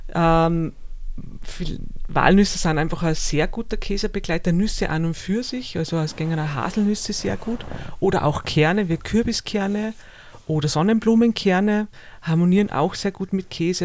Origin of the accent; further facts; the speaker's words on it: Salzburger Flachgau, Austria; ich bin in einer Heumilchkäserei aufgewachsen im Salzburger Flachgau